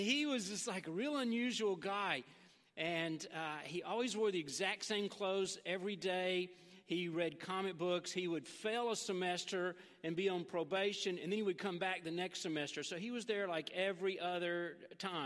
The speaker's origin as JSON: {"language": "English", "town": "Memphis", "region": "Tennessee", "country": "United States", "tie": "born or raised there", "moved": "yes", "said": "I grew up in Memphis. I'm from West Tennessee."}